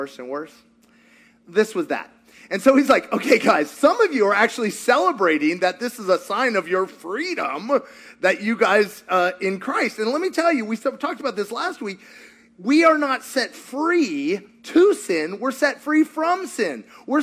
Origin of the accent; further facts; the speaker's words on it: Kentucky, United States; I'm from Kentucky